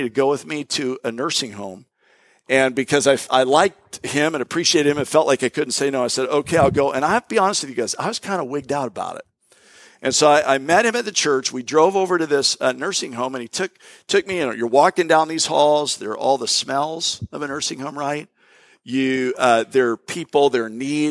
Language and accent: English; Florida, United States; moved away; also born or lived in Jacksonville, Florida / Tampa, Florida / Bradenton, Florida; I grew up, I'm a native Floridian. I was born in Jacksonville